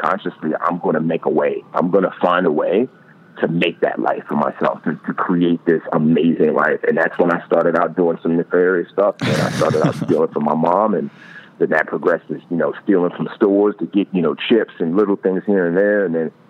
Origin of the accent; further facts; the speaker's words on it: New York City, New York, United States; growing up in the Bronx in the hood